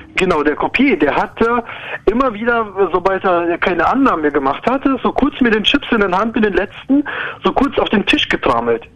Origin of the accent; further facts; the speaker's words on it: Ukraine; now in Germany; Also ich komme aus Ukraine ursprünglich. Ich bin schon seit ewig lange hier in Deutschland